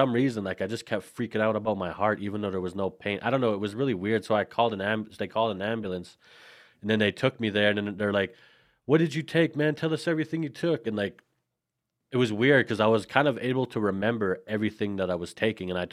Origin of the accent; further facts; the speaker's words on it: Saskatchewan, Canada; I'm actually from Canada, man. I live central Canada in a province called Saskatchewan